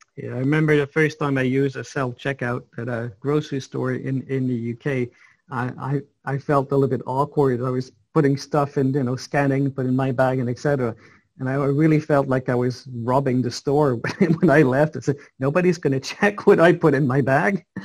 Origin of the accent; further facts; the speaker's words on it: Montreal, Quebec, Canada; You're, you're born in Montreal, I believe, uh, the same place I was born